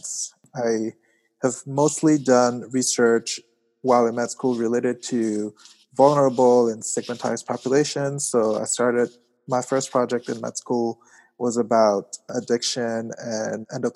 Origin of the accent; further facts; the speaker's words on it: Yaoundé, Centre, Cameroon; moved away as an adult; now in New Haven, United States; I grew up in Cameroon in Yaoundé, so I moved to the US about 10, 11 years ago to go to college